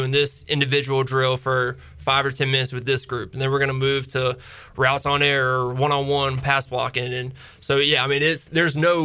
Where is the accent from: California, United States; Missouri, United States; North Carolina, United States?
North Carolina, United States; Greenville; also born or lived in Winston-Salem, North Carolina; I grew up in Winston-Salem when he was at Wake Forest. We were there for 9 years. Moved here, was here for 9 years till I graduated